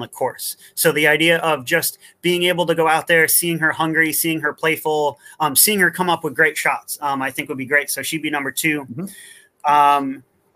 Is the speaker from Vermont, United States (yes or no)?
yes; Vermont, United States; now in Wellington, New Zealand; I was born in Vermont, the United States.